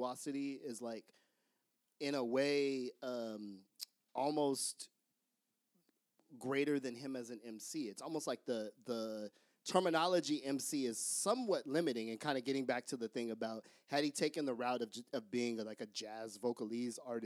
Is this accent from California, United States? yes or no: yes; San Jose, California, United States; we're from San Jose, California